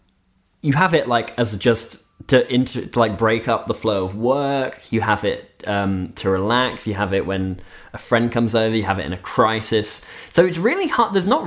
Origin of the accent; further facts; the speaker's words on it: Switzerland; also born or lived in United Kingdom; If there are any listeners who don't know, Nick and I both grew up in Switzerland, but I'm British by birth. I'm a dual national.